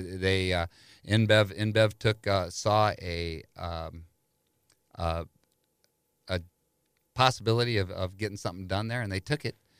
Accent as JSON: {"language": "English", "town": "St. Louis", "region": "Missouri", "country": "United States", "tie": "born or raised there"}